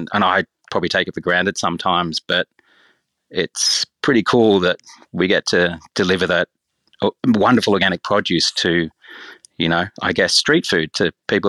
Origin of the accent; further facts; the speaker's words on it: Turramurra, New South Wales, Australia; Pretty much we used to grow our own veggies in the front garden and we grew up in like in Taramara, like Warrawee.